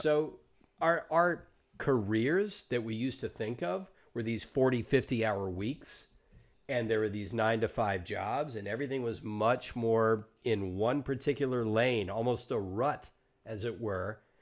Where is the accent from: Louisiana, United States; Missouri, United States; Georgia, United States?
Georgia, United States; now in Los Angeles, United States; I grew up in Georgia